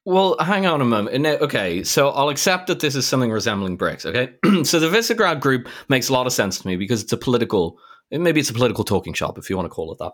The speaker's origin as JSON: {"language": "English", "country": "Ireland", "tie": "born or raised there", "said": "I grew up in Ireland, Ireland was close to being a developing country in the late eighties"}